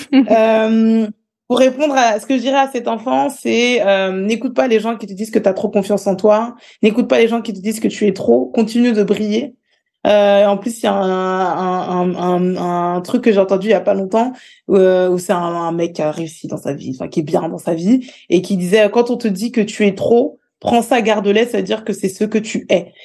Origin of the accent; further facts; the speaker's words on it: Écouen, Île-de-France, France; J'ai grandi euh, à Écouen, près d'une ville qui s'appelle Sarcelles.